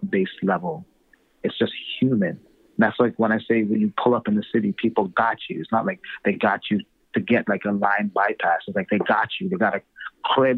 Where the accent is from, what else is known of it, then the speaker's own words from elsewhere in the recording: Toronto, Ontario, Canada; I'm from Toronto